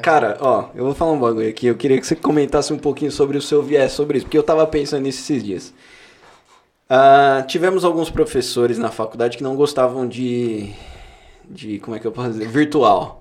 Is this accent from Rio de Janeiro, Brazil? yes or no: no; São Paulo, Brazil; nós somos paulistas